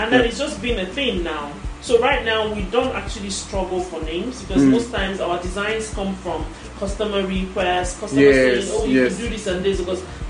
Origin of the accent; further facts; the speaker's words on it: Igbo, Igboland, Nigeria; I'm an Igbo woman, so I'm from the Igbo tribe in Nigeria